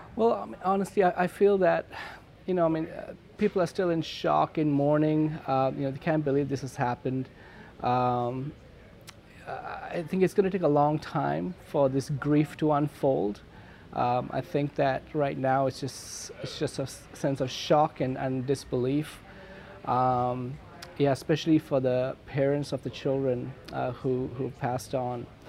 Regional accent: Kandy, Central Province, Sri Lanka; also born or lived in Batticaloa; now in Vancouver, Canada; I couldn't live with them because of the ethnic war, I lived in, with my grandmother in Kandy

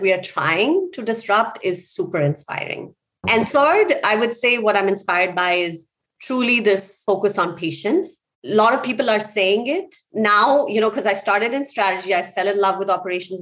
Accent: India; moved away; I grew up in India.

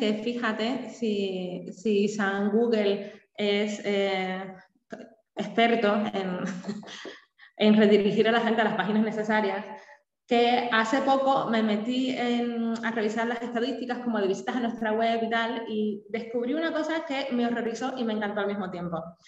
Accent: Cuba; born or raised there; now in Spain

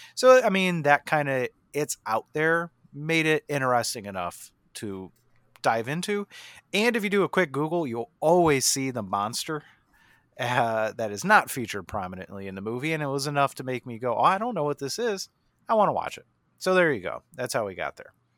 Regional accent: Jamestown, New York, United States; starring Lucio Ball from my hometown

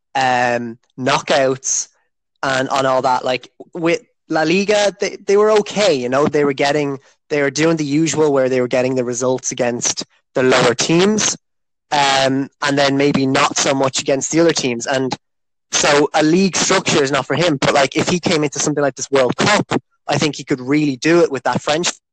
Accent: Ireland; I'm from Ireland.

